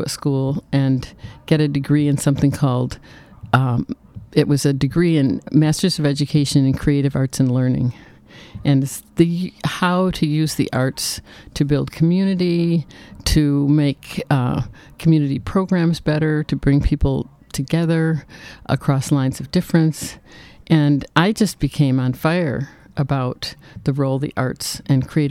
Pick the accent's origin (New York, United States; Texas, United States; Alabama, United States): New York, United States; moved away; also born or lived in Boston; I'm from the States, New York State, and then from Boston